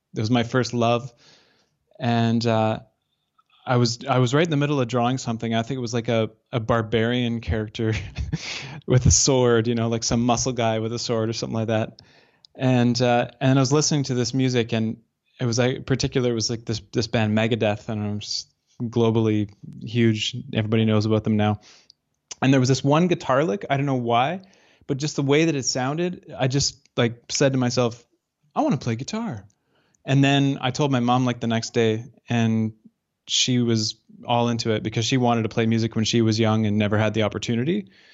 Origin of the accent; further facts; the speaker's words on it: Northern Alberta, Canada; also born or lived in Calgary / Lumby, British Columbia; growing up in Northern Alberta